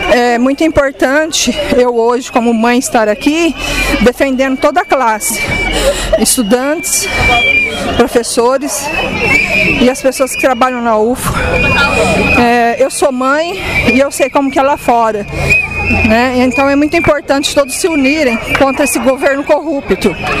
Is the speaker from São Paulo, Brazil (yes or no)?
yes; Ribeirão Preto, São Paulo, Brazil; sou de Ribeirão Preto